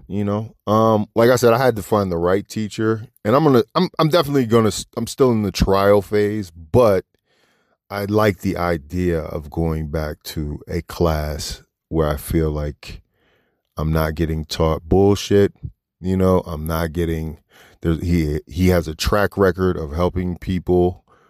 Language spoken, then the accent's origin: English; Washington D.C. area, Maryland, United States; moved away as an adult; now in Los Angeles, United States; Washington D.C., my hometown, from right outside D.C. and Maryland